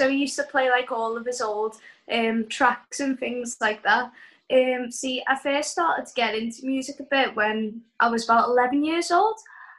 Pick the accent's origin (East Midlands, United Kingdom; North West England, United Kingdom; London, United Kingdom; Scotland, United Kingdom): North West England, United Kingdom; Liverpool; Oh, I'm from Liverpool.